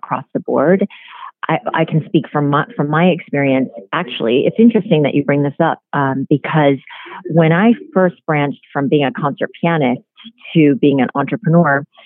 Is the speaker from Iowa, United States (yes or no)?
yes; Iowa, United States; because I grew up in Iowa, that was a little bit ashamed of being Korean